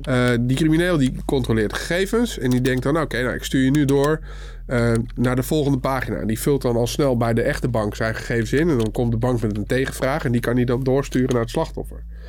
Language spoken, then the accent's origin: Dutch; Netherlands; we zijn wel Nederlanders